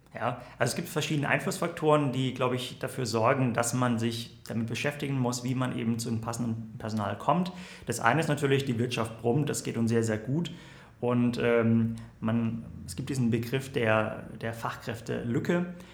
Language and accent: German; Southern Germany, Germany; now in Berlin, Germany; bin eigentlich aus Süddeutschland